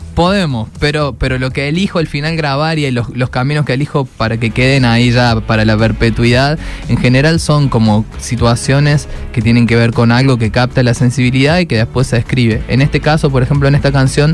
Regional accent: Argentina; para nosotros es muy cotidiano en Argentina

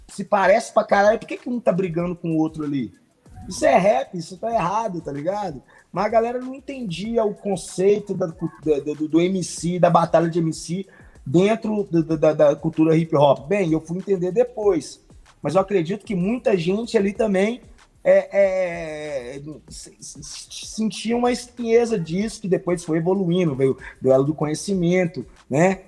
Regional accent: Santa Luzia, Minas Gerais, Brazil; eu sou de Santa Luzia

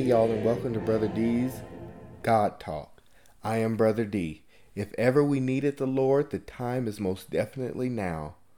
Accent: California, United States; I was born and raised in California

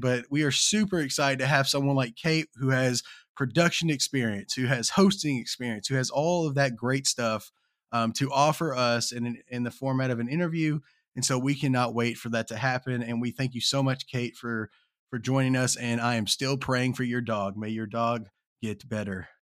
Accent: Kentucky, United States; I'm from Kentucky

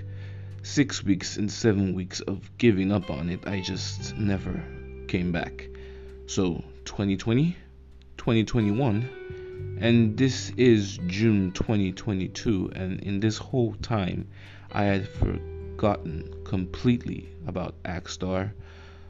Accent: Nigeria; I live in Nigeria. I'm a Nigerian.

